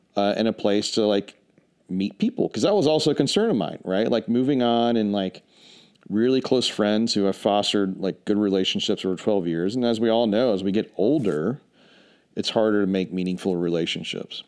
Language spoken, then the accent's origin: English; Charlotte, North Carolina, United States; moved away as an adult; also born or lived in New York City / Dallas; now in Asheville, United States; I'm originally from Charlotte.